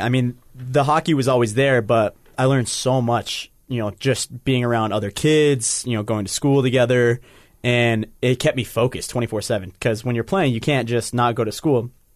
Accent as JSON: {"language": "English", "town": "Salt Lake City", "region": "Utah", "country": "United States", "tie": "born or raised there", "said": "I'm from Salt Lake City, born here"}